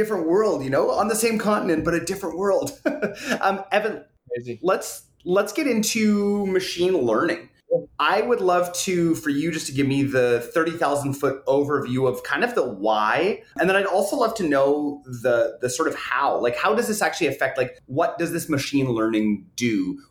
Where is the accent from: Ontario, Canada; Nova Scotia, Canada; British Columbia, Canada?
British Columbia, Canada; just outside of Vancouver; as a Canadian, just outside of Vancouver